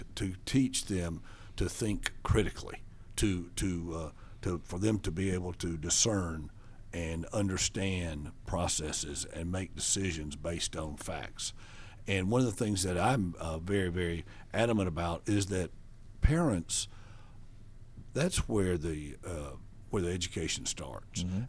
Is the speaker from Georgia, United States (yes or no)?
yes; Buford, Georgia, United States; also born or lived in Macon, Georgia; I was born in Macon. I grew up in Buford.